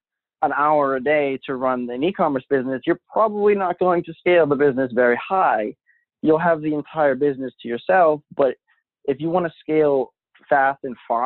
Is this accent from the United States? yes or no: yes; Boston, Massachusetts, United States; I'm from Boston